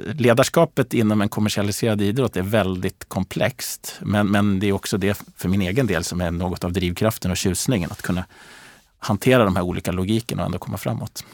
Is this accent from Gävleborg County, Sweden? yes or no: yes; Gävle, Gävleborg County, Sweden; jag växte upp i Gävle